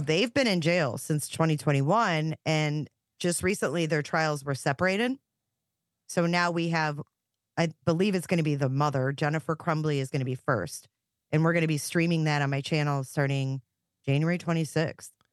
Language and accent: English; Romeo, Michigan, United States; where I grew up in Romeo.